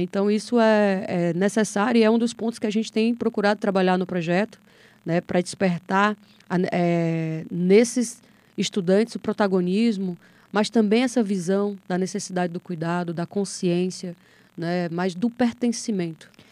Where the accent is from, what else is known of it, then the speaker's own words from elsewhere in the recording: Apuiarés, Ceará, Brazil; Sou de Apuiarés, que é uma cidade vizinha a Pentecoste